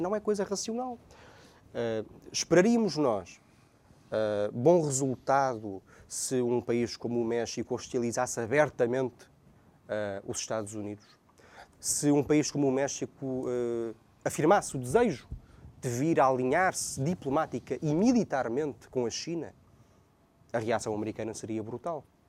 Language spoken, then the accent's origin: Portuguese; Portugal